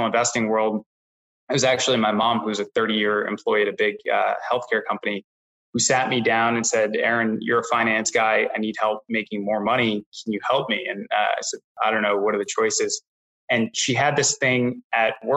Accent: New York City, New York, United States; also born or lived in Boston; I grew up in New York City

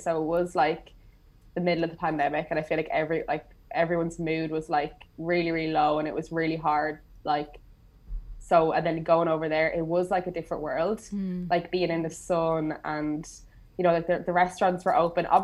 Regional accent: Ireland; moved away; I'm Irish

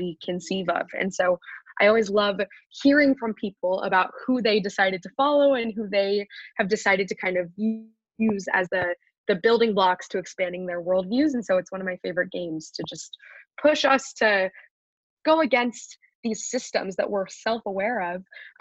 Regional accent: Wichita, Kansas, United States; moved away as an adult; also born or lived in Philadelphia, Pennsylvania; now in New York, United States; I'm from Wichita, Kansas. I was the only Jewish student in my

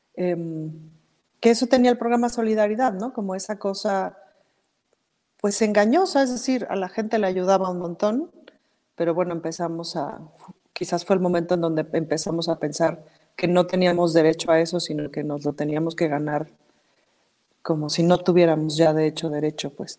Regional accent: Mexico City, Mexico

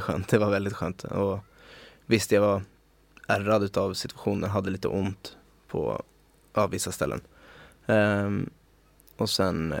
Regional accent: Stockholm, Stockholm County, Sweden; moved away as an adult; also born or lived in Oslo, Norway / Magaluf, Mallorca, Spain; som jag är född och uppvuxen i, Stockholm

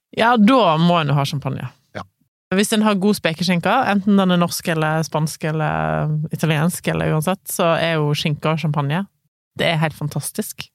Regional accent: Voss, Vestland, Norway; moved away; Mesteparten av nyttårsaftene har jo ferd på Voss. Det er jo der jeg kommer fra, ofte har vært hjemme på nyttårsaften

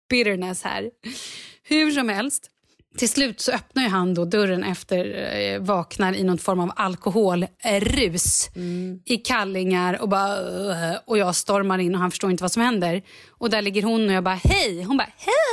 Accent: Vallentuna, Stockholm County, Sweden; jag är ju ändå från Vallentuna.

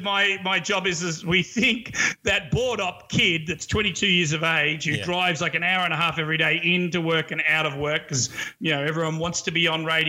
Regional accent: Australia; now in New York City, United States; As an Aussie here

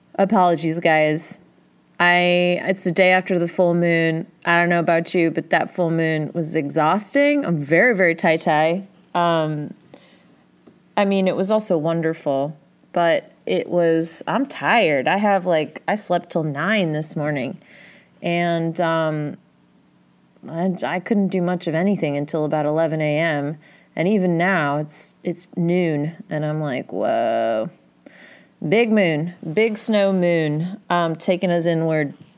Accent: Midwest, United States; I'm from the Midwest?

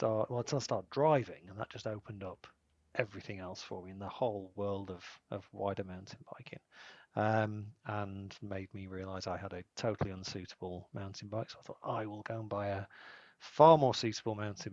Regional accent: Rotherham, Yorkshire and the Humber, United Kingdom; also born or lived in Sheffield; I am from Rotherham

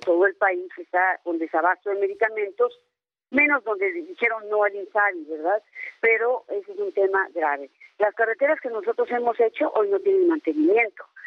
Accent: Hidalgo, Mexico; soy hidalguense

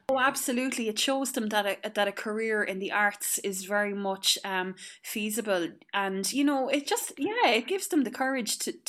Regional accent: Clonmel, Munster, Ireland; moved away; growing up in Clonmel, I went to the Sisters of Charity and went to the Loretto.

